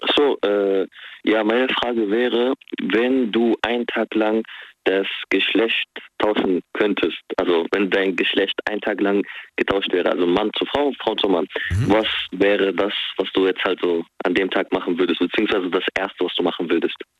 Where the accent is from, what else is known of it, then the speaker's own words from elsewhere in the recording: Syria; now in Germany; ich komme aus Syrien